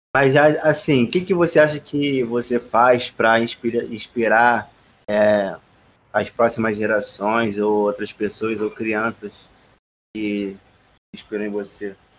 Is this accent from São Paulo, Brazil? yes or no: no; Rio de Janeiro, Brazil; eu não fui no Cristo Redentor, sou carioca